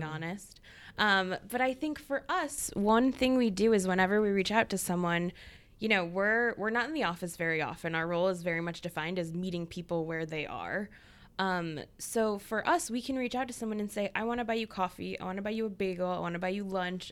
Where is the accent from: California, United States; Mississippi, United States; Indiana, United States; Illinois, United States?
Illinois, United States; Chicago; now in Boston, United States; I'm from Chicago um, not New York, but I grew up in a very Jewish suburb of Chicago